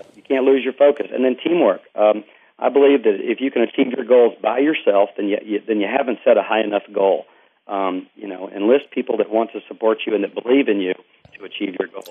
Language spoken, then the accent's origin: English; East Texas, United States; I'm from Texas, uh, East Texas, and um, grew up in a very active family.